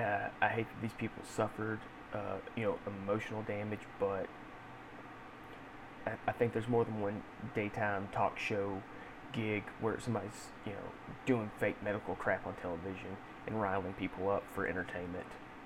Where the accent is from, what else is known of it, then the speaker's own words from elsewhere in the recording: Texas, United States; So obviously growing up in Texas, you do country stuff, you help on the barbed wire fences, help with cows, feeding animals